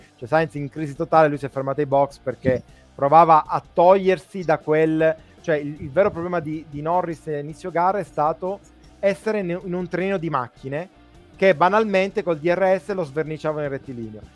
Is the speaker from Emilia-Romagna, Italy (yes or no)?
no; Sicily, Italy; noi che siamo siciliani